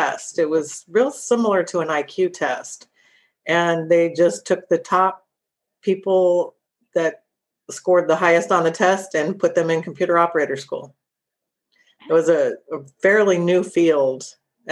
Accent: Sacramento, California, United States; I'm originally from Sacramento

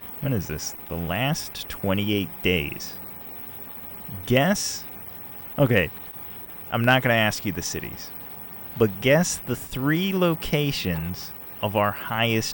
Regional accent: New York, United States; Shout out to my home state

